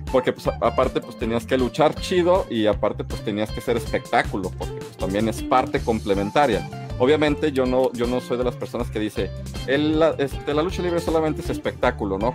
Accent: Mexico; como mexicanos

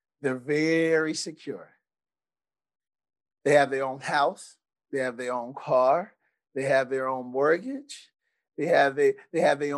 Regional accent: San Antonio, Texas, United States; how I was raised. So I'm from San Antonio, Texas

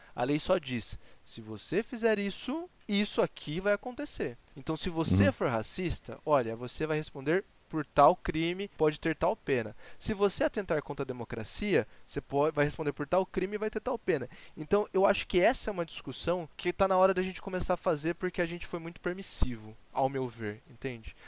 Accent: Brazil; Eu sou muito brasileiro

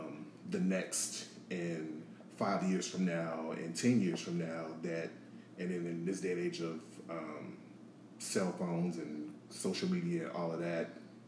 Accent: New Orleans, Louisiana, United States; now in Atlanta, United States; But yeah, I'm originally from New Orleans. I've been in Atlanta for nearly 13 years now.

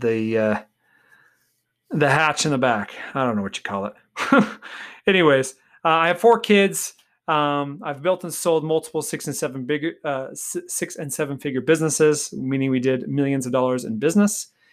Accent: Golden Valley, Arizona, United States; I grew up in Golden Valley, Arizona

